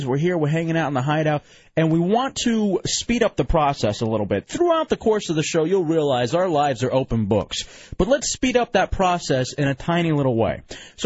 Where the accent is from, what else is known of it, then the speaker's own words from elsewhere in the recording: Grand Prairie, Texas, United States; now in Florida, United States; I grew up in Texas, went to South Grand Prairie High School